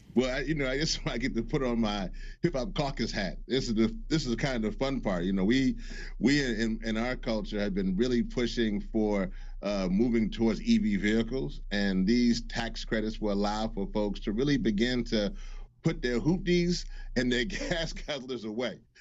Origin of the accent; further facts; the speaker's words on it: Louisiana, United States; also born or lived in Washington; I am from Louisiana. I'm from the Gulf Coast